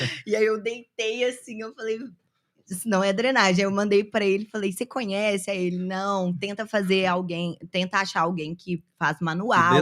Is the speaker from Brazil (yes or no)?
yes; Belo Horizonte, Minas Gerais, Brazil; now in São Paulo, Brazil; Eu sou de Belo Horizonte, mas eu moro em São Paulo